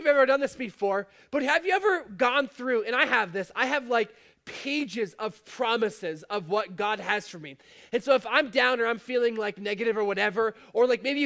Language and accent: English; Fort Erie, Ontario, Canada; I'm from Fort Erie